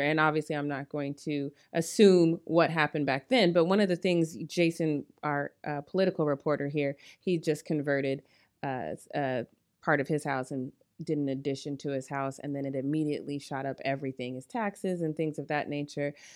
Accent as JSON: {"language": "English", "region": "Colorado", "country": "United States", "moved": "yes", "lives_now": "Long Beach, United States", "said": "I'm from Colorado, so that's not very cold, but it's still kind of cold for us here in Long Beach."}